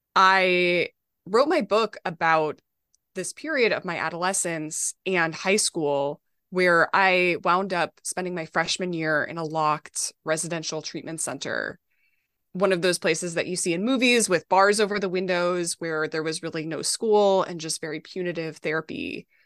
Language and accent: English; Minnesota, United States; now in New York City, United States; I grew up in Minnesota